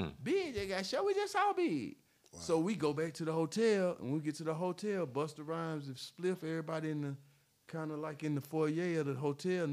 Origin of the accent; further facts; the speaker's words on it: Atlanta, Georgia, United States; We from Atlanta